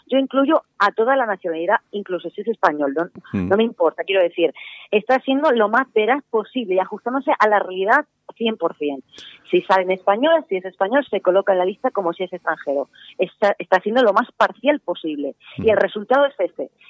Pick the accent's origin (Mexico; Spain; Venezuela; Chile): Spain; los españoles somos 46, 45 millones de personas